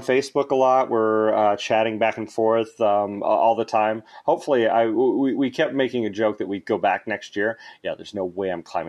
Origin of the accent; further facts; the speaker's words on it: Alaska, United States; Well, the funny thing is I was born in Alaska. We had that conversation, and my father was a bush pilot, so we flew all over Alaska.